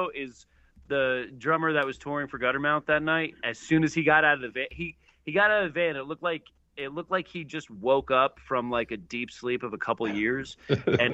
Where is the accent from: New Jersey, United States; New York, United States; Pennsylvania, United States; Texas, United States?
New Jersey, United States; I grew up in New Jersey though, with my Irish side